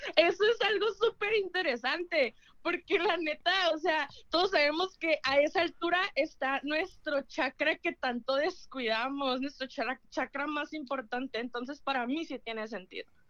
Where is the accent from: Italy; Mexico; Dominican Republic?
Mexico; Tijuana, Baja California; soy de Tijuana